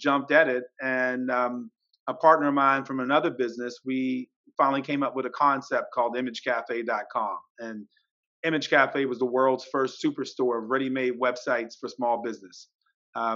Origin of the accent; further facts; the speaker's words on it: Baltimore, Maryland, United States; I'm originally from Baltimore.